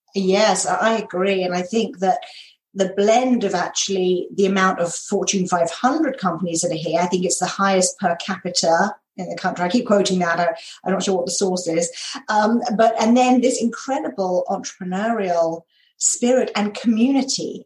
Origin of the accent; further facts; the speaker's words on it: United Kingdom; accent: British; moved away as an adult; also born or lived in North Carolina / California / New York; now in Minnesota, United States; I am British. So I grew up in the uh, just outside of London in England and spent the first 32 years of my life there.